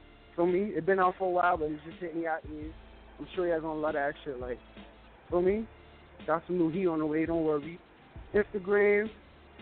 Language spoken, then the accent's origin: English; New York City, New York, United States; I'm from the Bronx